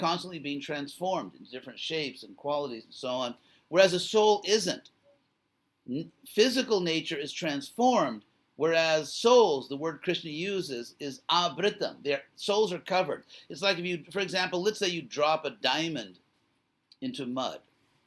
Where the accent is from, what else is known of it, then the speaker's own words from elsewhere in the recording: Los Angeles, California, United States; I was from California. I still am from, I guess for the rest of my life, I will be from California. But I was born in Los Angeles